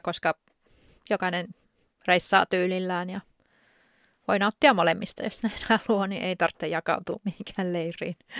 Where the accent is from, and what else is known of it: Finland; also born or lived in Spain